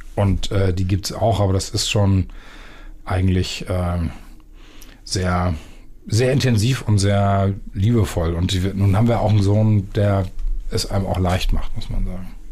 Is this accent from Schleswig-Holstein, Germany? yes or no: yes; Büsum, Schleswig-Holstein, Germany; moved away as an adult; also born or lived in Erpen near Osnabrück / Wilhelmshaven; now in Hamburg, Germany; ich bin in Dithmarschen im Büsum groß geworden